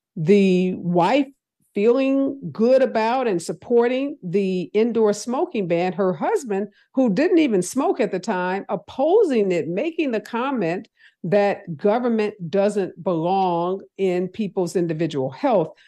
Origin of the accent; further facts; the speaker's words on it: Missouri, United States; my home state of Missouri